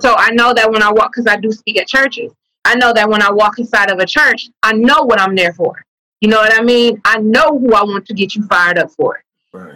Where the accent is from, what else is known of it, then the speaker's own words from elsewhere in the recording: the Bay Area, California, United States; also born or lived in Vallejo; I'm from the Bay.